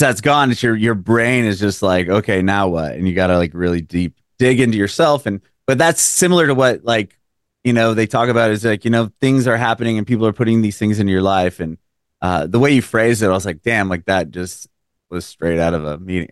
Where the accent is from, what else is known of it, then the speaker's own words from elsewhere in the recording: San Diego, California, United States; now in Nashville, United States; I'm from San Diego originally. I live in Nashville now